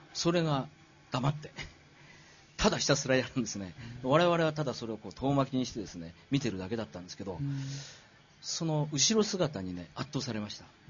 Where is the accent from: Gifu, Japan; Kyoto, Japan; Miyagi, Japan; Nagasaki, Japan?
Miyagi, Japan; 宮城で生まれて